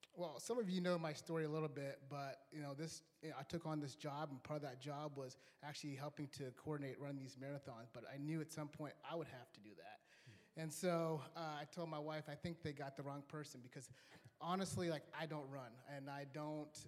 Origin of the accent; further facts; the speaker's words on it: Kenya; I was born in Kenya